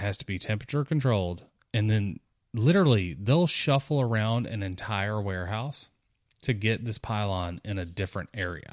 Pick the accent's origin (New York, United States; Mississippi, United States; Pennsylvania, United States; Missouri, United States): Mississippi, United States; South; growing up in South Mississippi, visiting New Orleans quite a bit